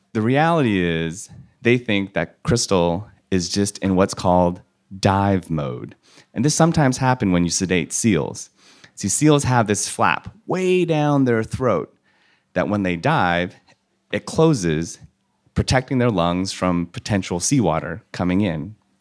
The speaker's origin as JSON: {"language": "English", "region": "California", "country": "United States", "tie": "born or raised there", "said": "I grew up in California in an Asian American household"}